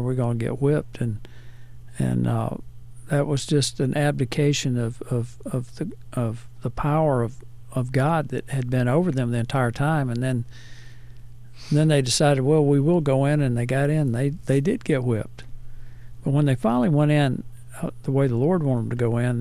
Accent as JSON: {"language": "English", "town": "Hackleburg", "region": "Alabama", "country": "United States", "tie": "born or raised there", "said": "I grew up in Hackleburg, Alabama"}